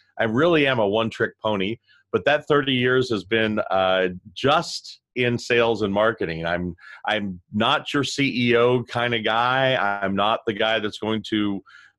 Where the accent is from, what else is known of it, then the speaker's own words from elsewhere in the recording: Louisville, Kentucky, United States; I was born and raised in Louisville, Kentucky